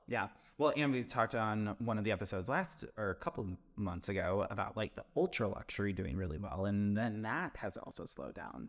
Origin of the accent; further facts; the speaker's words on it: Wisconsin, United States; now in Chicago, United States; I'm from Wisconsin